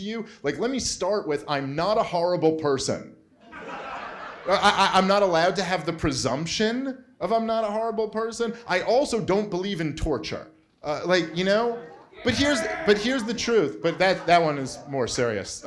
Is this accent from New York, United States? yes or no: yes; New York City, New York, United States; I am a Jew from Brooklyn, New York. I've grown up around every type of people